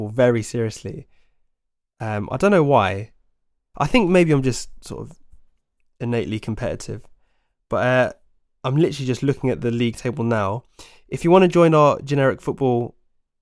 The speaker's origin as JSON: {"language": "English", "town": "Oxford", "region": "South East England", "country": "United Kingdom", "tie": "born or raised there", "said": "My hometown club"}